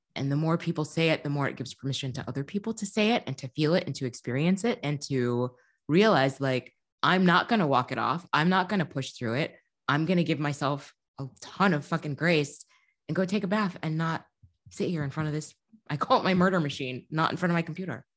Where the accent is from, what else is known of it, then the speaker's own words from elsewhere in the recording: Midwest, United States; now in Chicago, United States; As a Midwesterner